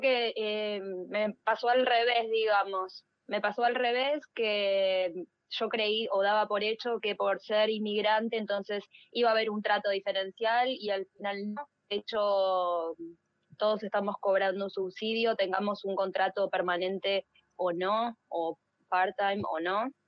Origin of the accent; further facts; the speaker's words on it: Ushuaia, Tierra del Fuego, Argentina; moved away as an adult; now in New Zealand; de Ushuaia